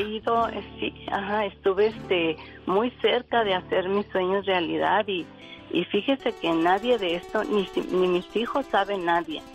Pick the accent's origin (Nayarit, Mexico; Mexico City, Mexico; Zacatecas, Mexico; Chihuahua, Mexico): Chihuahua, Mexico; Ciudad Juárez; also born or lived in Torreón, Coahuila; me crié en Juárez, en Ciudad Juárez, Chihuahua